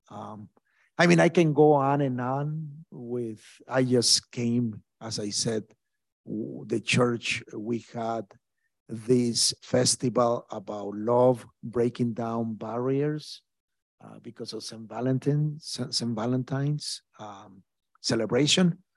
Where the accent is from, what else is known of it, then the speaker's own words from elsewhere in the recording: Mexico; now in Brooklyn, United States; harassments by the cartels in my home country in Mexico.